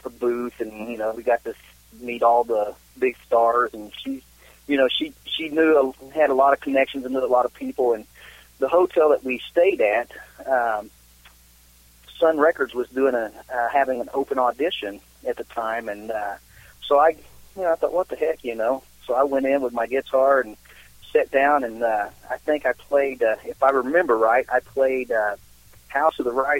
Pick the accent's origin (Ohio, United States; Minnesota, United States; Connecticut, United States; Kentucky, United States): Kentucky, United States; Nancy; we grew up down in Somerset, Kentucky, just outside of Somerset, a little town called Nancy.